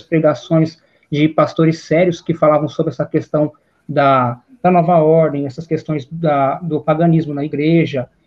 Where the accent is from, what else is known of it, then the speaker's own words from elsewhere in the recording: Pitangueiras, São Paulo, Brazil; sou da cidade de Pitangueiras, que é o interior de São Paulo